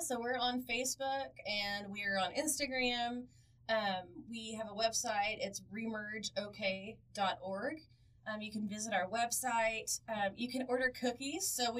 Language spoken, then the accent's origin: English; Oklahoma, United States; we know that I grew up in Southwest Oklahoma.